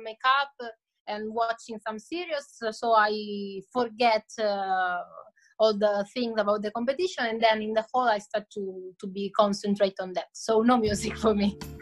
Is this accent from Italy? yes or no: yes; Italy; I'm from Italy